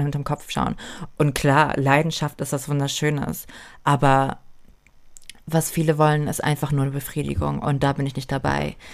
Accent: Germany; ich bin hier geboren, ich bin dankbar dafür, ich bin, ich bin Deutsche

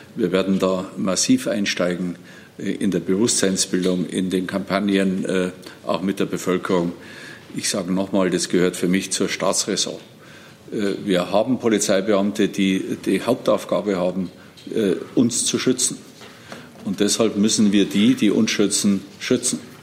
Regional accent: Bavaria, Germany; als Bayer

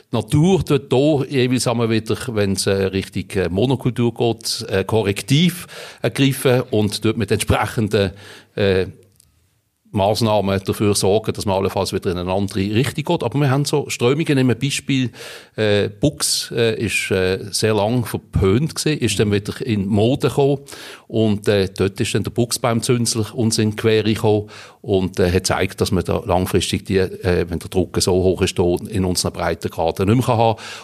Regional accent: Riehen, Basel-Stadt, Switzerland; Ich bin in Riechen aufgewachsen, jawohl. Geboren bin ich in Basel, aber aufgewachsen in Riechen.

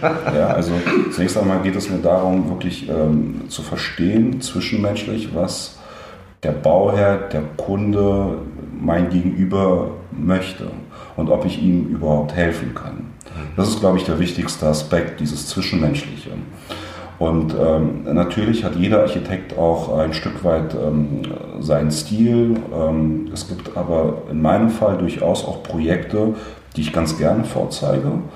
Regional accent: Berlin, Germany; also born or lived in Leningrad, Russia; bin in Westberlin ähm, aufgewachsen

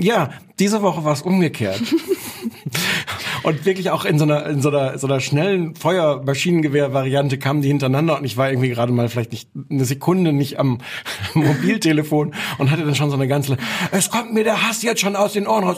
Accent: Osnabrück, Lower Saxony, Germany; ich komme aus Osnabrück, da hört man dann den NDR

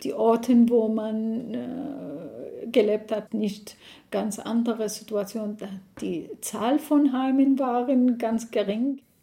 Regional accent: Iraq; German is a second language; moved away as an adult; now in Dresden, Germany; Ich bin in Irak geboren und 1996 mit meiner Familie nach Deutschland geflohen aus dem Irak

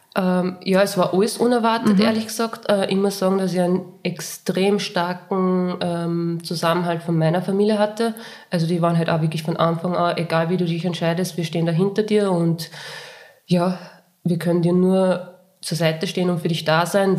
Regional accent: Linz, Upper Austria, Austria; ich komme aus Linz

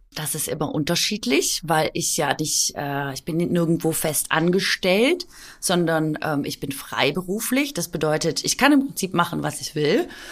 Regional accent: Swabia, Baden-Württemberg, Germany; accent: Swabian; ich komme aus Schwaben. Kennt ihr Schwäbisch?

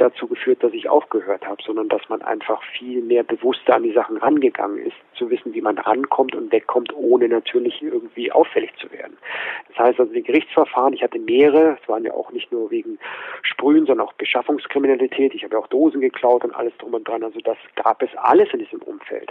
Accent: Munich, Bavaria, Germany

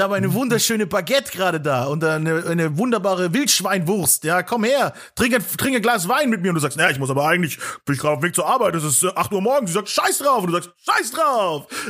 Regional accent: Nuremberg, Bavaria, Germany

